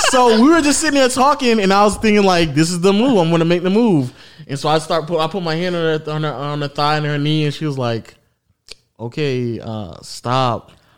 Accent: the South, United States; accent: southern; sometimes my southern accent comes out

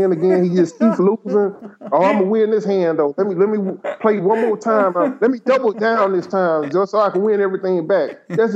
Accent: Memphis, Tennessee, United States; I grew up in Memphis, and at some point in my childhood, Memphis became a majority black city.

